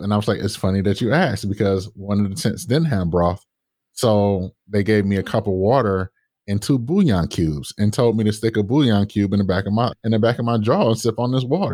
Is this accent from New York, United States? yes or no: no; Detroit, Michigan, United States; growing up in Detroit